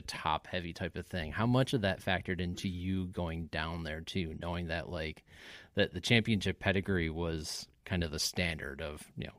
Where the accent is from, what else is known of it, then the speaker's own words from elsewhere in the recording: Syracuse, New York, United States; I grew up in the Syracuse area, so Lemoyne is right there. A lot of guys from my high school go to Lemoyne.